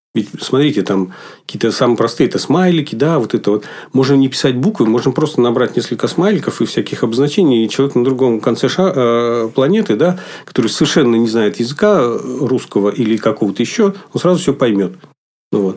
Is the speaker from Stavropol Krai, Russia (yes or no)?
no; Lupya, Kirov Oblast, Russia; also born or lived in near Ulyanovsk; now in Republic of Karelia, Russia; Вообще родился я в малюсенькой деревне, где а, жили одни лесорубы в Кировской области. А, поселок назывался Лупья. Ну, надо сказать, глушь несусветная, конечно, но зато детство прошло среди природы